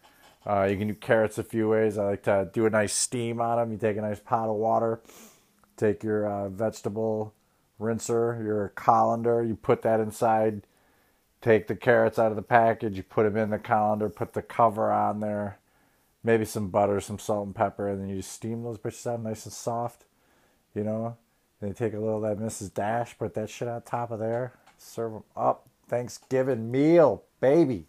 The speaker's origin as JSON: {"language": "English", "country": "United States", "said": "my prerogative as American"}